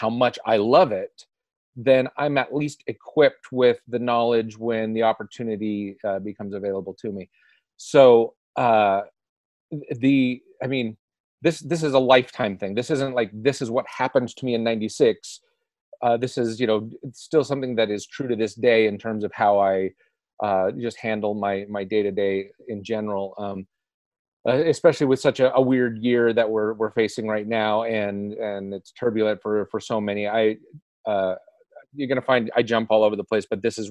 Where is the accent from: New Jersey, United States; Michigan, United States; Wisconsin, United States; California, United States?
California, United States; Southern; I grew up in Southern California, very close to Disneyland